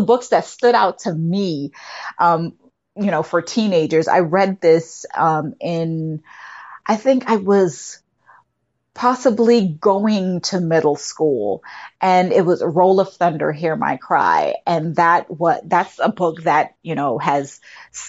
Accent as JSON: {"language": "English", "country": "Jamaica", "moved": "yes", "lives_now": "United States", "said": "I'm originally from Jamaica"}